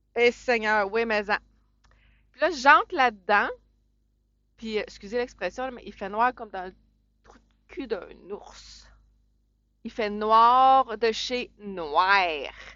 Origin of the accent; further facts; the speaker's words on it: Saint-Jérôme, Quebec, Canada; je viens de Saint-Jérôme